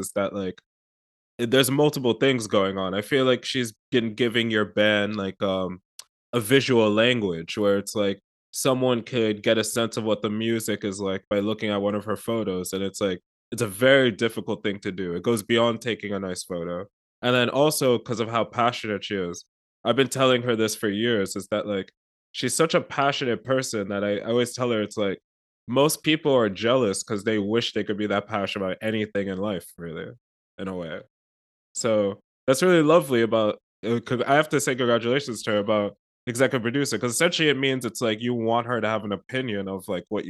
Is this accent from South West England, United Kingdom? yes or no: no; London, United Kingdom; now in New York, United States; And I bring this up because I grew up a bit in London myself. I'm in New York.